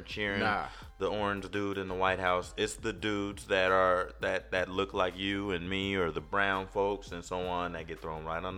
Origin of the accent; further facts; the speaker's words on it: United States; I'm American